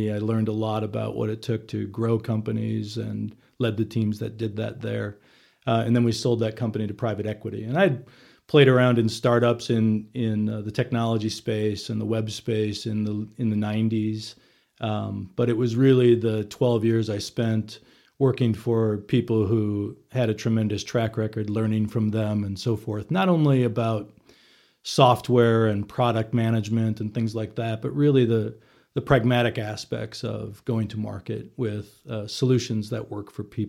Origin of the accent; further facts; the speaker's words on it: Milwaukee, Wisconsin, United States; So went to grew up in Milwaukee between my family and my wife still works for the Chamber of Commerce in Milwaukee.